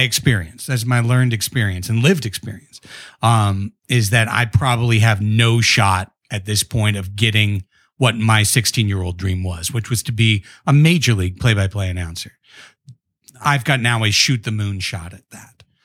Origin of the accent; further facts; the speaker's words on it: Long Beach, California, United States; moved away as an adult; now in San Diego, United States; I grew up in Long Beach, uh, so just up the coast, but, uh, you know, born and raised in Long Beach, went to Long Beach Poly